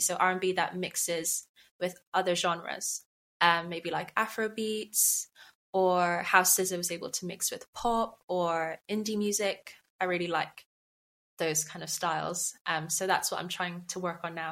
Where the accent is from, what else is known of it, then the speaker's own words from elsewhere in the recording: Bristol, South West England, United Kingdom; moved away as an adult; now in London, United Kingdom; I'm from Bristol, but I'm not in Bristol at the moment